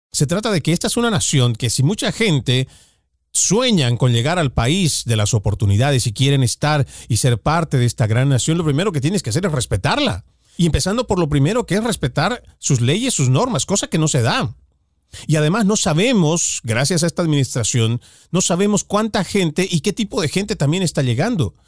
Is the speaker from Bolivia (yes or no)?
yes; Bolivia; now in United States; yo soy de Bolivia, muy orgulloso de haber nacido allá